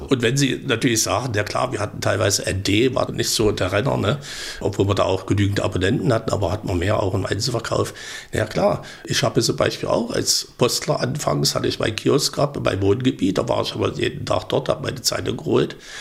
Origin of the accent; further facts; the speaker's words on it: Thuringia, Germany; bei uns in Thüringen